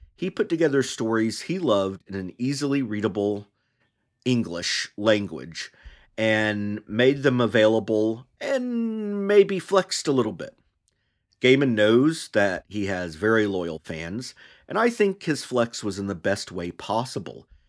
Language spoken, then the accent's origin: English; United States; As an American, I was primarily exposed as a child to mythologies through two books widely used by public schools